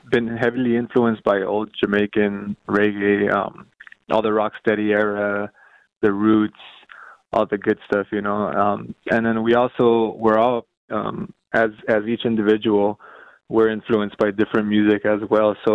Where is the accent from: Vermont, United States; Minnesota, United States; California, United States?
California, United States; Los Angeles area